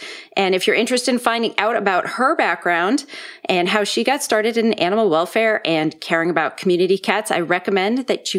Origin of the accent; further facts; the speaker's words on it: Boston, Massachusetts, United States; Boston is basically my hometown